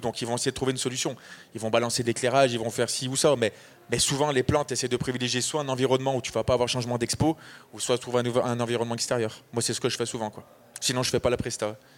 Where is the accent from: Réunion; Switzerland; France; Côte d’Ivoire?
Côte d’Ivoire; Je viens de Côte d'Ivoire